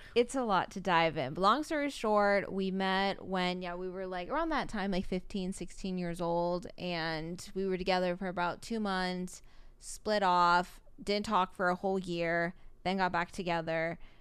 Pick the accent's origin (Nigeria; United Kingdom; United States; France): United States; Oahu, Hawaii; I've just gone here my whole life